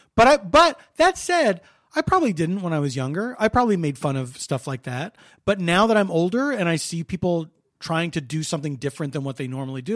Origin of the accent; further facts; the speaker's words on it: Philadelphia, Pennsylvania, United States; I'm from Philly